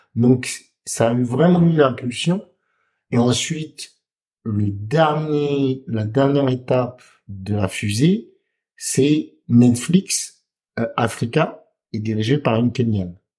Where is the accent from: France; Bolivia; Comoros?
Comoros; chez nous, au Comores